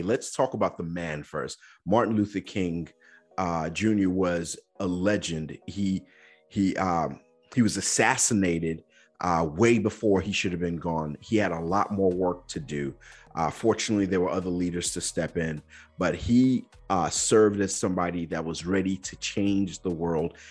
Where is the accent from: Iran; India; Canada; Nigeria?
Nigeria; growing up in Nigeria